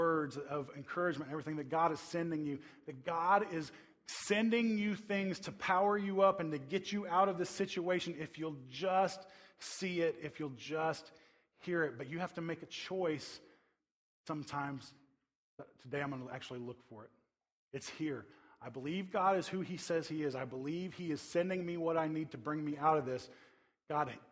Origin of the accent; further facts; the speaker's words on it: Tornado Alley, United States; I grew up in the Tornado Alley